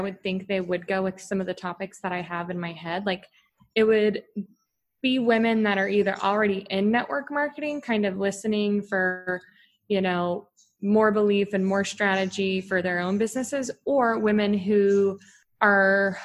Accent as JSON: {"language": "English", "region": "Texas", "country": "United States", "said": "I'm from Texas"}